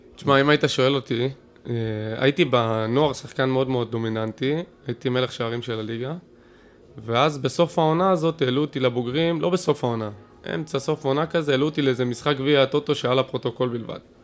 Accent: Kfar Saba, Central District, Israel; בורן אנד רייז, מה שנקרא, פה בכפר סבא

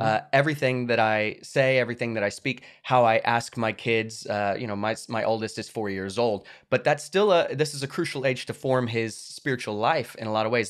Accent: United States; my right as an American

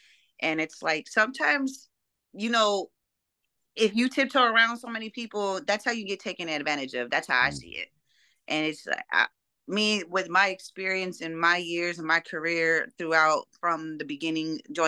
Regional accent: Denver, Colorado, United States; From Colorado.

